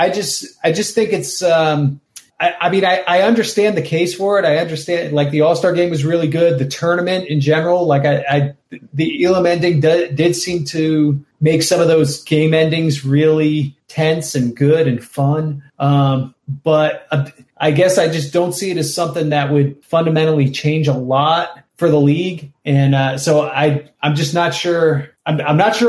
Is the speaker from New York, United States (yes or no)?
yes; the New York area, United States; moved away; also born or lived in Portland; I grew up in the New York area